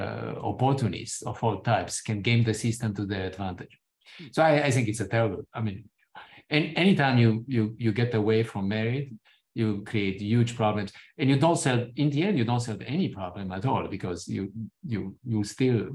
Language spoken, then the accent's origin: English; Romania; moved away; my own personal experiences growing up in Romania